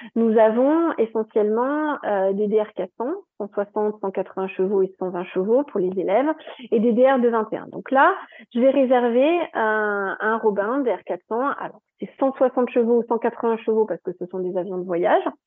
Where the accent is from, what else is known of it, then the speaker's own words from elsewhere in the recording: Strasbourg, Grand Est, France; moved away as an adult; also born or lived in Toulouse; Moi, je viens de Strasbourg, donc voilà, donc je suis descendue à Toulouse